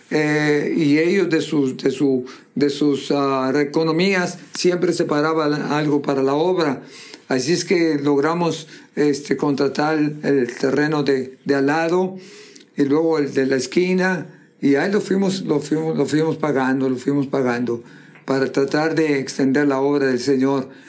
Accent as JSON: {"language": "Spanish", "town": "Monterrey", "region": "Nuevo León", "country": "Mexico", "also_born_or_lived": "Texas", "moved": "as an adult", "said": "yo soy de Monterrey"}